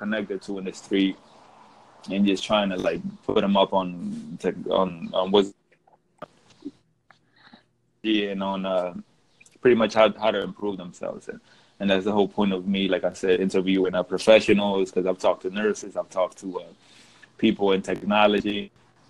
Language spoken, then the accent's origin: English; Philadelphia, Pennsylvania, United States